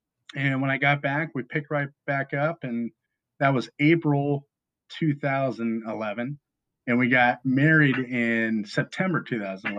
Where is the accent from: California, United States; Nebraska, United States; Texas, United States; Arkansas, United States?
California, United States; Chico; I grew up in Northern California in Chico.